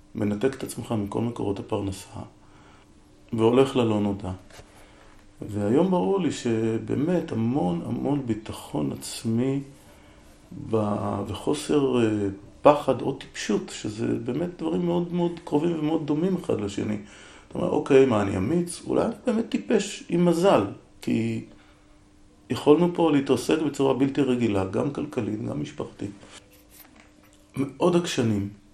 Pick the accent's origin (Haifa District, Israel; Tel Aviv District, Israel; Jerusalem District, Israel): Haifa District, Israel; Haifa; now in Negev, Israel; אני בעצם יליד חיפה